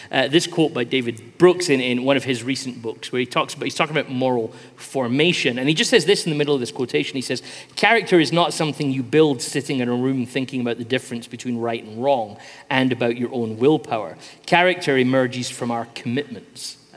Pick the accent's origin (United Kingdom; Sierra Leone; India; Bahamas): Sierra Leone; here's the village that we grew up in in Sierra Leone.